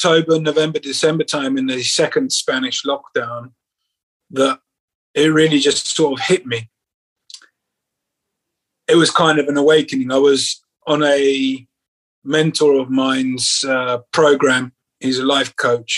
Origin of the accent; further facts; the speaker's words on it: London, United Kingdom; moved away as an adult; also born or lived in Central America / Asia; now in Spain; I'm from London. I've got a huge network of friends and family here